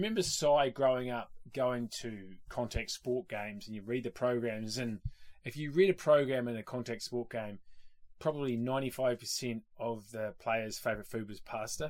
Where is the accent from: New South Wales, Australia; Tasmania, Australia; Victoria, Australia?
New South Wales, Australia; Cessnock; I grew up in Cessnock.